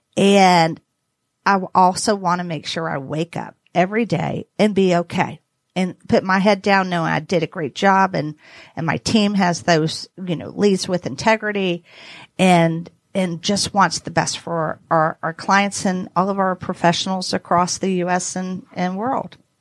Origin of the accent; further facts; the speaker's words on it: the South, United States; I'm from the South